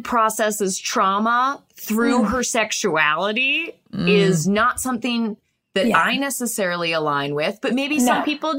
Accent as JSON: {"language": "English", "region": "Northern Virginia", "country": "United States", "said": "We're from Northern Virginia."}